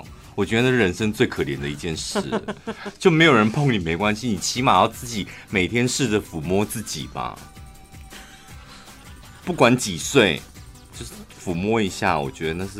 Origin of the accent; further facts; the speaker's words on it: central Taiwan, Taiwan; 我们中部人真好厉害哦！